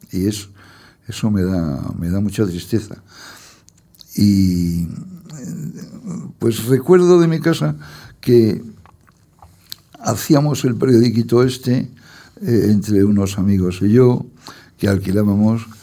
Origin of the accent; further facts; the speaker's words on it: Torrelodones, Community of Madrid, Spain; born there; Yo nací por una casualidad en Torrelodones, porque mis padres tenían una casa en Torredones.